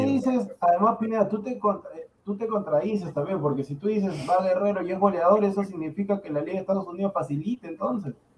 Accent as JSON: {"language": "Spanish", "country": "Peru", "said": "yo le digo como peruano"}